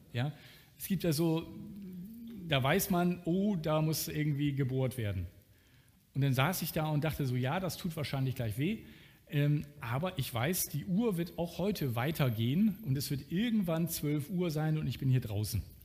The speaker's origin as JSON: {"language": "German", "country": "Germany", "said": "als Deutscher"}